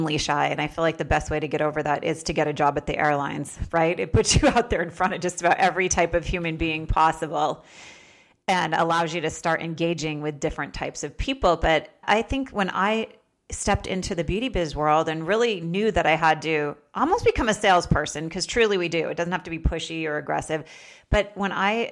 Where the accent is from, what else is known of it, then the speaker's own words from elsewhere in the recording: Vermont, United States; now in Palm Desert, United States; I had to shovel my car out of snowbanks for 17 years growing up in Vermont